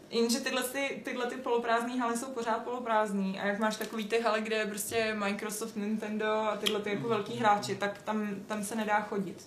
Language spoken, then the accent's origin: Czech; Czechia; jsme z Česka